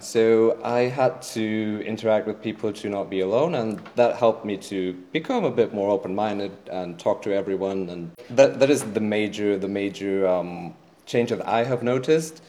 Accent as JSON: {"language": "English", "country": "Germany", "tie": "born or raised there", "second_language": "English", "said": "I grew up in Germany"}